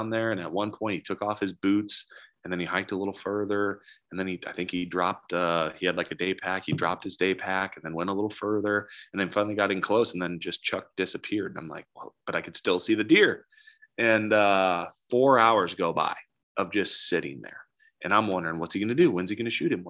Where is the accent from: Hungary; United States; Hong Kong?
United States; Nebraska; moved away; also born or lived in Wyoming; I'm from Nebraska